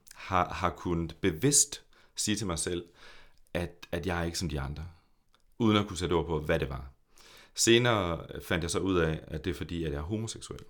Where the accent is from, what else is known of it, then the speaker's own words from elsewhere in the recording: Horsens, Central Denmark Region, Denmark; also born or lived in Copenhagen; jeg er en født i og opvokset i Horsens dreng